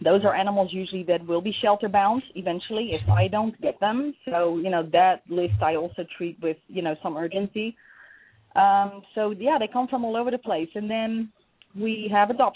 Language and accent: English; Netherlands; moved away; also born or lived in Portugal; When I came to this country, I'm from the Netherlands originally.